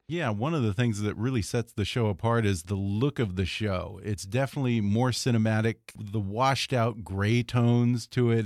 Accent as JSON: {"language": "English", "town": "Houston", "region": "Texas", "country": "United States", "said": "I'm from Houston myself"}